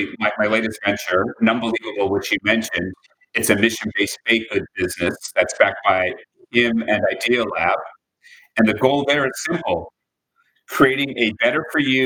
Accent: Milwaukee, Wisconsin, United States; I grew up in Wisconsin on the south side of Milwaukee from a very working class family

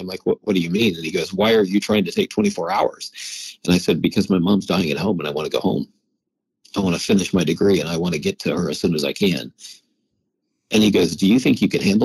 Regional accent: Oakwood, Illinois, United States; I grew up in a very small town. It's called Oakwood, Illinois, 3 hours south of Chicago

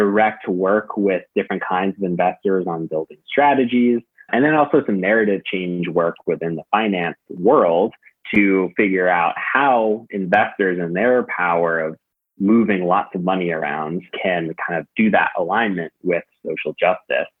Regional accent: Newton, Massachusetts, United States; moved away as an adult; now in Queens, New York, United States; I am from the Boston area, suburb of Boston called Newton, a very, very fortunate and nice place to grow up.

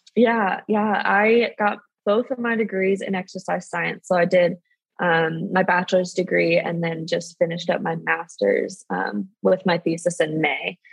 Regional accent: San Diego, California, United States; I'm from San Diego, so I participated in um, what was at the time JAWS Sports Camp

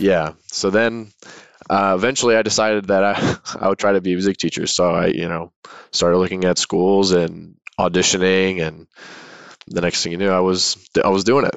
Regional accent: Chesapeake, Virginia, United States; moved away as an adult; now in San Diego, United States; am from Chesapeake, Virginia, which is in the southeastern part of the state, right on the North Carolina border. and I was born there, grew up there, went to high school there

